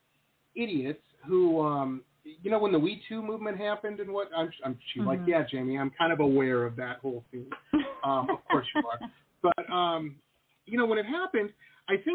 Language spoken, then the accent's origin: English; Detroit, Michigan, United States; grew up in Detroit, Metro Detroit